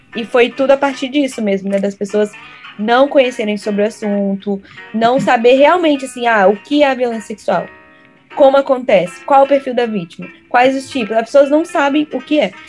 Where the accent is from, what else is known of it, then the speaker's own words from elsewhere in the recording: Vitória, Espírito Santo, Brazil; moved away; also born or lived in Recife / Hawaii; Eu sou de Vitória, Espírito Santo